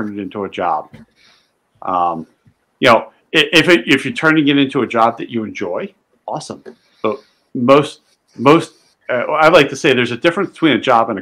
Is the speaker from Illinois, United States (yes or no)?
no; just outside of Philadelphia, Pennsylvania, United States; I grew up just outside of Philly